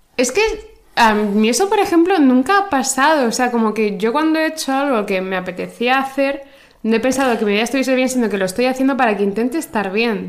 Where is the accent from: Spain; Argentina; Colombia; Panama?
Spain; yo soy española y yo conozco los referentes españoles